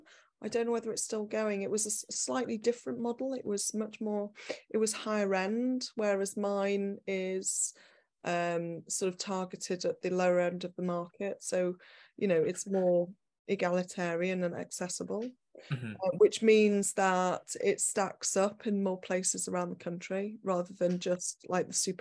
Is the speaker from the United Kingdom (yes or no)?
yes; Manchester, North West England, United Kingdom; moved away as an adult; also born or lived in Leeds / London / New York; I'm from Manchester originally, then I studied in Leeds, and then I did my part twos down at the Bartlett.